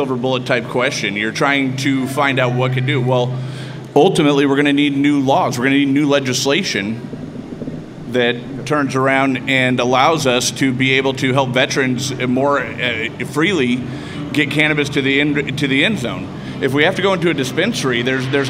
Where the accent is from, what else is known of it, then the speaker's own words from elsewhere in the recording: Emerald Triangle, California, United States; I'm from the Emerald Triangle